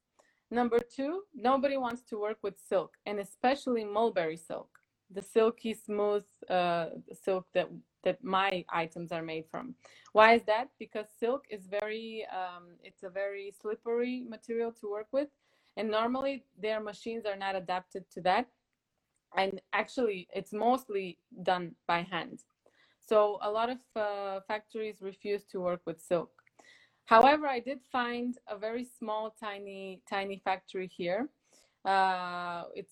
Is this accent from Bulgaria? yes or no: yes; Bulgaria; moved away as an adult; also born or lived in United States; now in Denmark; I'm from Bulgaria and I'm actually currently in Bulgaria at the moment in Sofia.